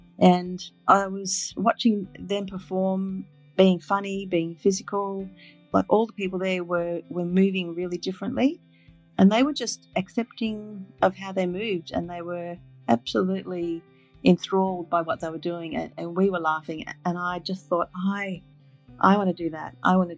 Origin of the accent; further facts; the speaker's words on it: Papua New Guinea; also born or lived in Northern Territory, Australia; was actually born in Papua New Guinea on the very north coast. My father was a missionary pilot, and we grew up in Papua New Guinea and also in Northern Territory in Australia.